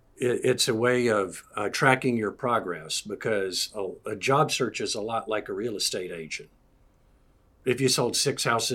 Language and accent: English; Atlanta, Georgia, United States; moved away as an adult; also born or lived in Decatur, Georgia / South Carolina / Florida; now in Peachtree City, United States; Born and raised in Metro Atlanta.